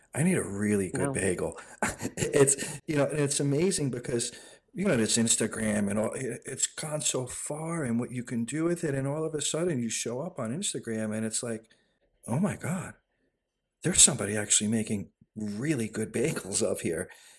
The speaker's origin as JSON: {"language": "English", "town": "Goshen", "region": "New York", "country": "United States", "tie": "born or raised there", "said": "I grew up in Goshen and I had to move to the city to be a chef"}